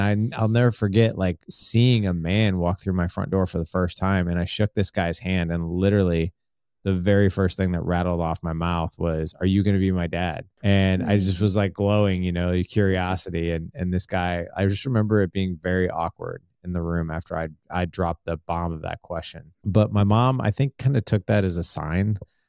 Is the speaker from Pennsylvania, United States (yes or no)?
no; St. Louis, Missouri, United States; But, I'm from St. Louis, Missouri.